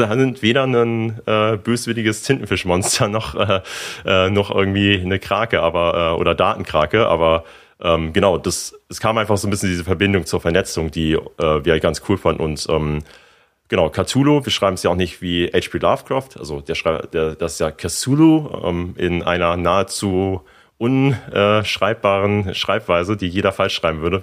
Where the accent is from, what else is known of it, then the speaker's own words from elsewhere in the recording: Germany; also born or lived in Hamburg / San Francisco; als äh, ja, Deutscher